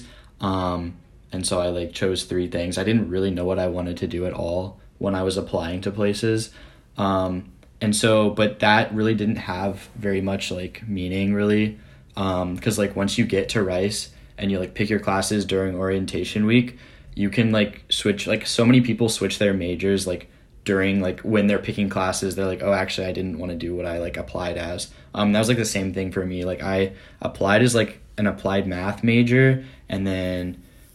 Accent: Montgomery, Alabama, United States; I grew up in Montgomery, Alabama. So deep south. I've been there my whole life.

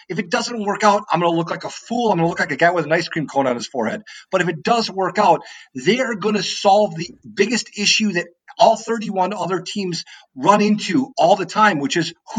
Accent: outside of Milwaukee, Wisconsin, United States; now in Minnesota, United States; I grew up outside of Milwaukee, Wisconsin, which is about an hour and a half away from Chicago

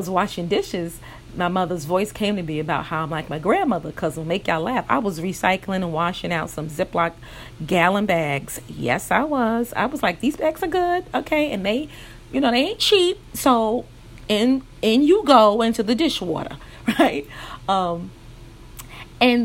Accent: New York City, New York, United States; I grew up in New York City, Brooklyn, New York to be exact

